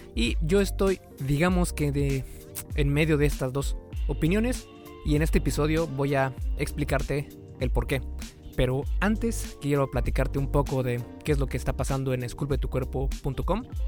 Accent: Mexico; en México, de donde yo soy

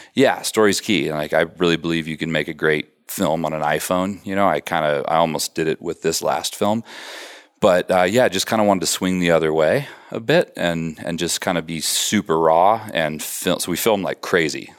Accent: Colorado, United States; moved away as an adult; also born or lived in Wisconsin; I grew up in Colorado

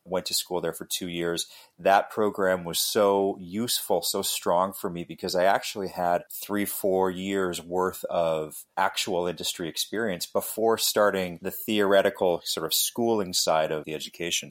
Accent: Western Canada, Canada; born and raised in Canada, Western Canada

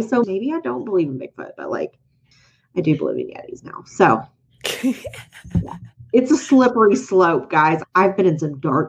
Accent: Atwater, Minnesota, United States; Three, my family is part of the history of my hometown of Atwater, Minnesota. My family owned a small grocery store for 42 years.

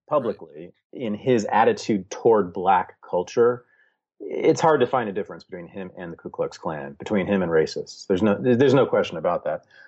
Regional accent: Berkeley, California, United States; I was born and raised in Berkeley, California, in the sixties, seventies, and eighties

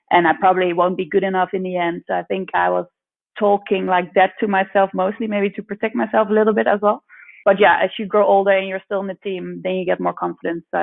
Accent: Netherlands; From The Hague. We're both living in Holland at the moment.

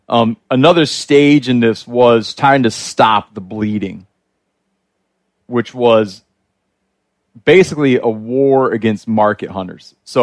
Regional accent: Great Lakes, United States; I think it, like where I grew up in the Great Lakes, the non-natives you don't want are getting almost as numerous as the non-natives people did want.

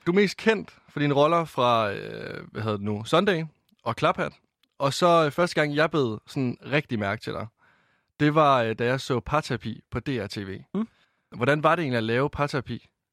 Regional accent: Varde, Southern Denmark, Denmark; moved away; Jeg kommer fra Varde i Vestjylland

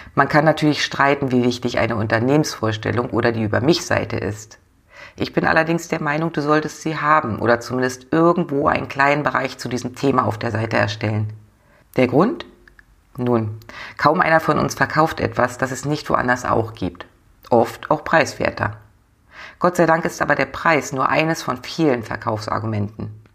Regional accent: the North, Northern Germany, Germany; bei uns im Norden

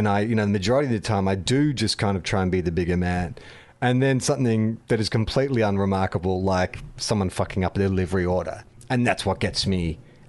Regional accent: Australia; as an Australian

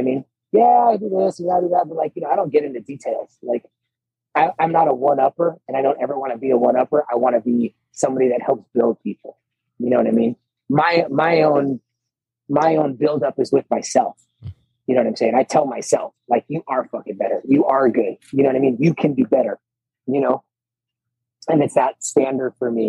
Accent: Ohio, United States; moved away as an adult; also born or lived in California / North Carolina; growing up in Ohio, it's not really the woods, but, you know, it's flat land

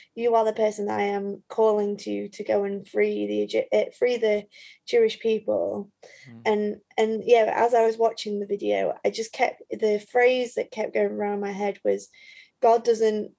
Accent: Leeds, Yorkshire and the Humber, United Kingdom; also born or lived in Nottingham; I grew up in Leeds, but all of a sudden had nowhere to live in Leeds because my parents were in Skipton

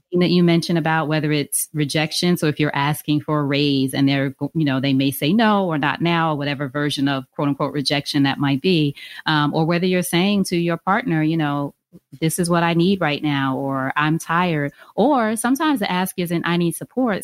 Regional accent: Long Island, New York, United States; also born or lived in Queens, New York; I'm from New York originally. And, but my immediate family lived in Long Island

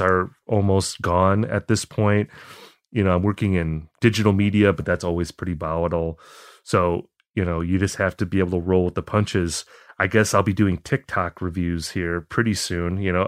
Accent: Appleton, Wisconsin, United States; moved away as an adult; also born or lived in Eau Claire, Wisconsin; now in Minneapolis, United States; I grew up in a town called Appleton

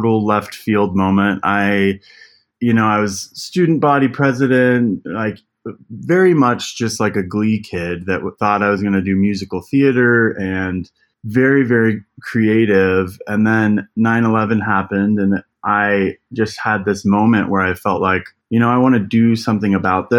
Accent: Elizabeth, Colorado, United States; I was born and raised in Colorado. So I grew up in Elizabeth, Colorado

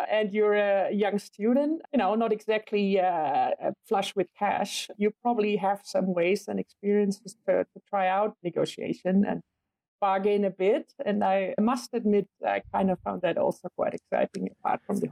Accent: western Germany, Germany; I grew up in a small village in Western Germany

